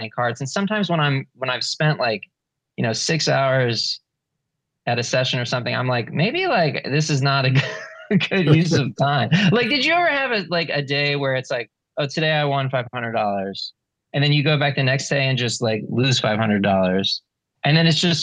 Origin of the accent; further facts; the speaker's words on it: Philadelphia, Pennsylvania, United States; I grew up in Philadelphia